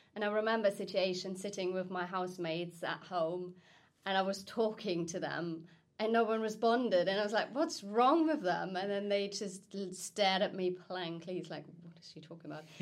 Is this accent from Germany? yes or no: yes; Germany; moved away as an adult; now in United Kingdom; I'm originally from Germany, have been living in the UK for the past 10 years